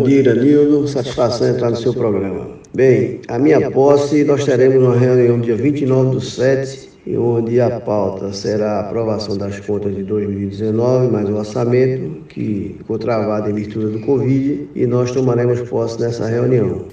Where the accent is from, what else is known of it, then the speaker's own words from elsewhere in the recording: Camaragibe, Pernambuco, Brazil; sou de Camaragibe, do bairro da Vila da Fábrica, filho de operários